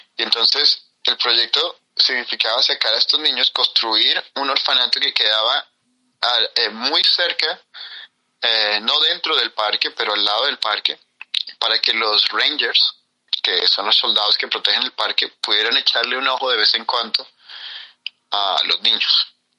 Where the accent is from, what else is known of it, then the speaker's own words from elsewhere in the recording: Colombia; moved away; de Colombia